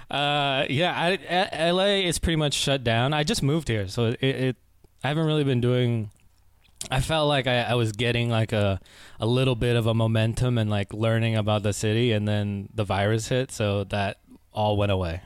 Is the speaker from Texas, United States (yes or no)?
no; Oakland, California, United States; also born or lived in Concord, California; I was born and raised in the Bay Area, uh, born in Oakland, and I spent a lot of time in, like, Concord, California.